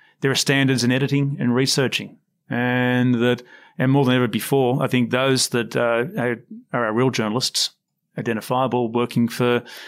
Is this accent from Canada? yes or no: no; Sydney, New South Wales, Australia; I grew up on the Sydney Morning Herald, and that was the paper my parents chose.